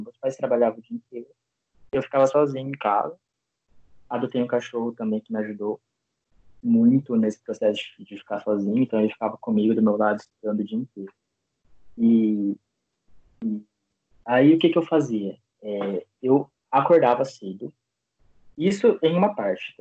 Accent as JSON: {"language": "Portuguese", "town": "Bauru", "region": "São Paulo", "country": "Brazil", "moved": "as an adult", "lives_now": "Campinas, Brazil", "said": "eu sou de Bauru, interior de São Paulo também"}